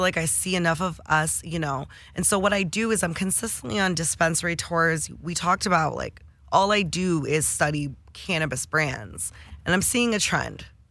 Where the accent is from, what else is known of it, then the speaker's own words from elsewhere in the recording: Detroit, Michigan, United States; I'm from Detroit